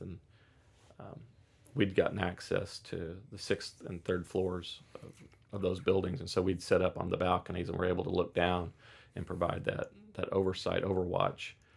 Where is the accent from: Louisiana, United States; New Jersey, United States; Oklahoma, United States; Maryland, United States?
Oklahoma, United States; growing up in Oklahoma